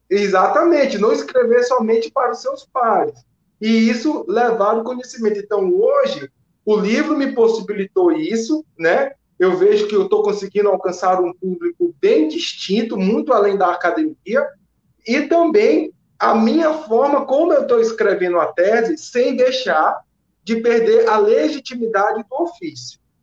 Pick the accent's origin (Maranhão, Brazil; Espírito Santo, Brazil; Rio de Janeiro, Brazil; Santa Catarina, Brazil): Maranhão, Brazil; São Luís; moved away as an adult; also born or lived in Belo Horizonte; now in Belém, Brazil; eu sou de São Luís, do bairro da Coab, mas há seis anos que eu já. Seis, seis anos que eu estou em Belém